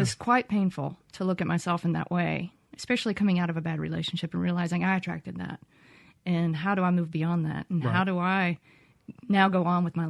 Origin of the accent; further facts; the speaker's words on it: Starkville, Mississippi, United States; I grew up in Starkville, went to Starkville High School.